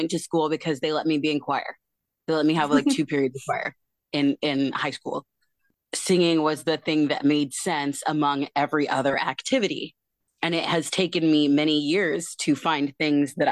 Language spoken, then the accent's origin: English; Tacoma, Washington, United States; I am from Tacoma, Washington